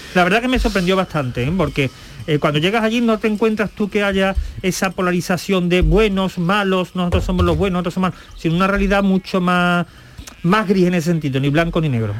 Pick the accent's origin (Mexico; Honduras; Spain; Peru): Spain; La Algaba, Andalusia; yo sabéis que soy de pueblo, mi hábitat siempre ha sido cabra, porque en mi pueblo había muchas cabras